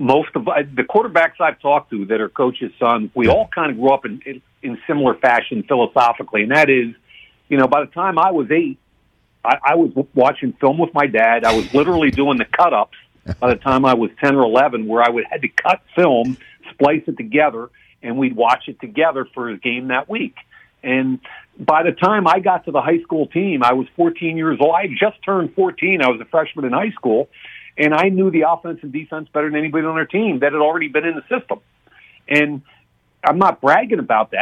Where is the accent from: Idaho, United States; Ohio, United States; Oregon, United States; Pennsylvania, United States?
Pennsylvania, United States; Philadelphia; I'm from Philly